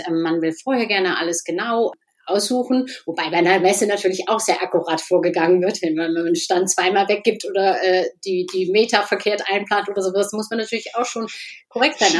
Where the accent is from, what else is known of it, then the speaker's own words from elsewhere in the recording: Burgdorf, Lower Saxony, Germany; moved away as an adult; now in Netherlands; Ich Niedersächsin. Ich komme aus dem Norden, also Niedersachsen, ähm, aus der Nähe von Hannover. Ja, Burgdorf heißt es